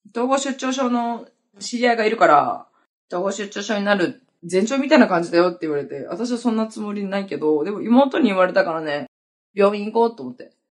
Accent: Hokkaido, Japan; now in Okinawa, Japan; 私北海道出身なんだけど、沖縄に来た時に

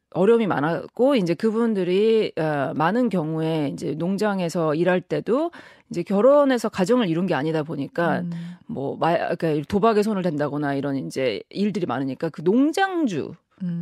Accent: South Korea; moved away as an adult; now in Hawaii, United States; 저는 한국에서 쭉 태어나서 자랐어요.

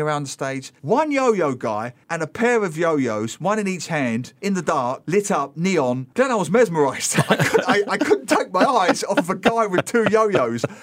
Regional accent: London, United Kingdom; now in Singapore; growing up in East London

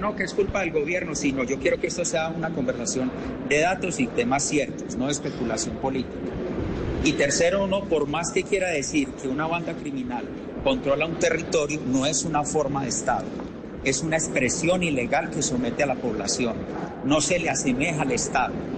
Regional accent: Antioquia, Colombia; mi tierra antioqueña

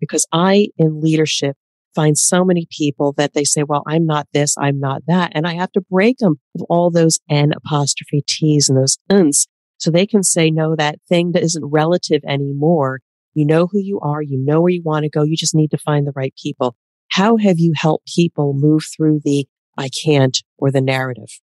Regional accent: East Coast of the United States, United States; I am from the East Coast of the United States who typically will talk fast

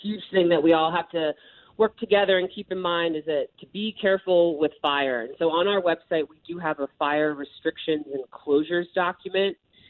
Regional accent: Ireland; As an Irish woman, I need my sunscreen, and it is hot.

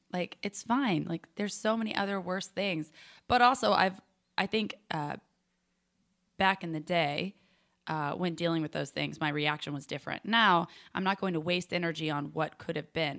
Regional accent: Charlotte, North Carolina, United States; also born or lived in Nashville, Tennessee; Nashville, Tennessee, but I was raised in Charlotte, so I claim Charlotte

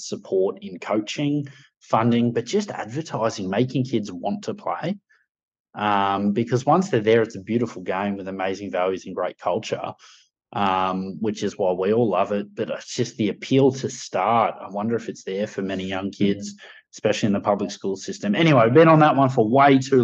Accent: Sydney, New South Wales, Australia; we're all from the Shire

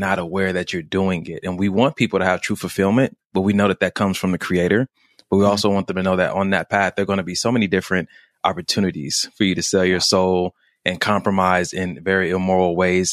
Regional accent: Los Angeles, California, United States; I grew up in Los Angeles, California

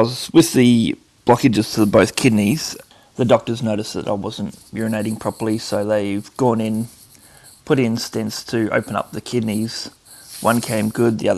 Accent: Traralgon, Victoria, Australia; I was born in Traralgon, Victoria

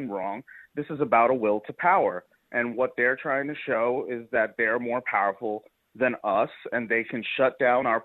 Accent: New York City, New York, United States; I'm from Staten Island

